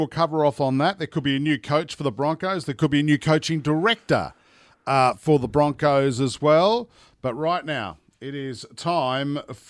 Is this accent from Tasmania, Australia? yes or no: no; Sydney, New South Wales, Australia; I grew up in Sydney